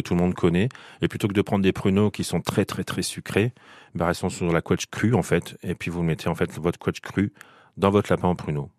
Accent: Picardy, Hauts-de-France, France; je suis picard

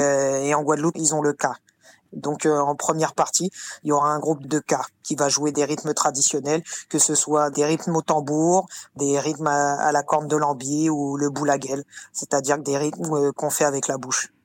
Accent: Martinique; je suis de la Martinique

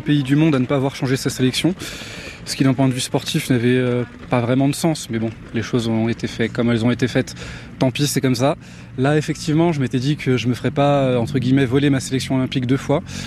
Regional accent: France; chez moi en France

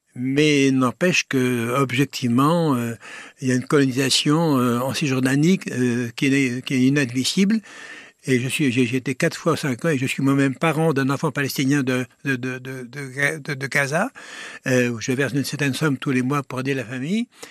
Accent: Angers, Pays de la Loire, France; moved away as an adult; now in Grenoble, France; je suis originaire de d'Angers, dans l'ouest de la France

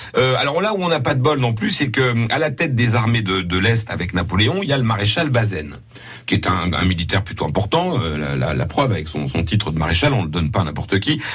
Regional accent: Lorraine, Grand Est, France; c'est plutôt par chez nous

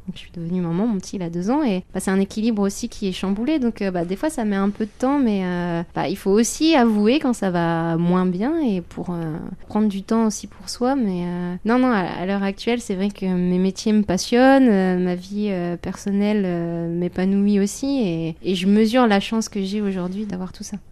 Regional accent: Ch'ti, Hauts-de-France, France; c'était dans le nord, donc moi je suis une ch'ti, il y avait toute ma famille

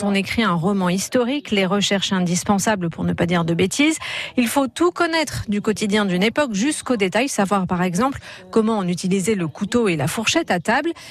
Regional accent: Hauts-de-France, France; On vient du Nord tous les deux. Vraiment, ça c'est particulier le Nord.

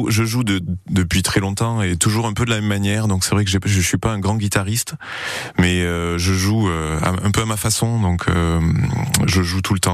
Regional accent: Toulouse, Occitania, France; Quand, quand je suis à Paris, on me dit quand même que j'ai l'accent, messieurs. Voilà, je suis je suis, quand même un toulousain

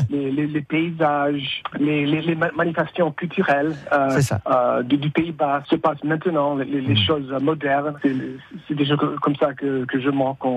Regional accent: San Francisco, California, United States; moi, je suis de San Francisco. Mon, père, euh, il a émigré du village de d'Ossès, en Basse-Navarre. Les, parents de ma mère, ils sont émigrés à San Francisco de Chiberoa.

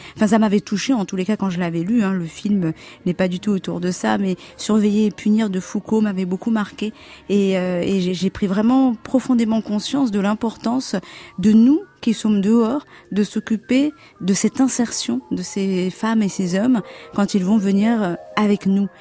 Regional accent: Comoros; moved away; je suis née aux Comores

